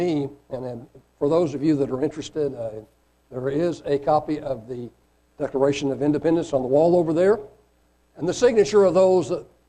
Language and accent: English; Caracas, Capital District, Venezuela; born there; I was born in Caracas, Venezuela, and thankfully my parents were naturalized citizens, so I not only got a Venezuelan birth certificate, but I also got an American birth certificate at the same time.